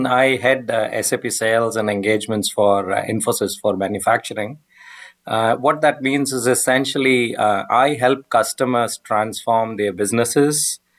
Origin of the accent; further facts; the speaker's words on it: United Kingdom; also born or lived in United States; I'm British American, so I've been doing this on both sides of the pond for the last 25 years.